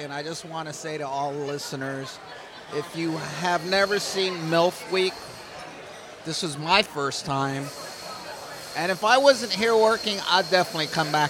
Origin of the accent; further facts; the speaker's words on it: New York, United States; I come from New York.